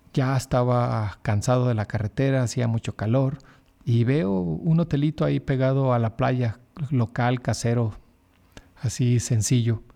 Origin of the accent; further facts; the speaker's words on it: Mexico; como buen mexicano desconfiado